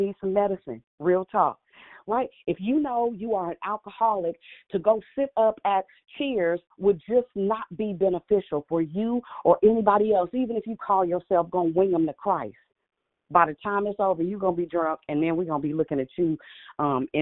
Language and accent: English; Richmond, United States; I'm from Richmond